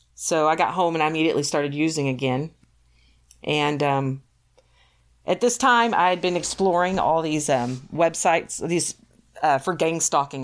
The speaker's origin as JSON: {"language": "English", "region": "Texas", "country": "United States", "also_born_or_lived": "Ohio", "moved": "as an adult", "lives_now": "Michigan, United States", "said": "I'm from Texas"}